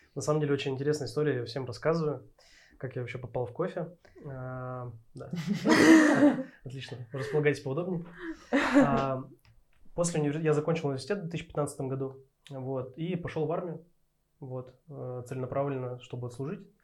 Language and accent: Russian; Berezovsky, Sverdlovsk Oblast, Russia; also born or lived in Yekaterinburg; На данный момент я живу в городе Березовский. Вот, это мой родной город.